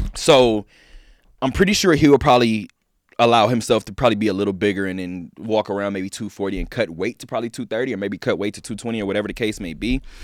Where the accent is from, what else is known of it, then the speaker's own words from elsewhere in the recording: Inglewood, California, United States; now in Las Vegas, United States; I'm from Inglewood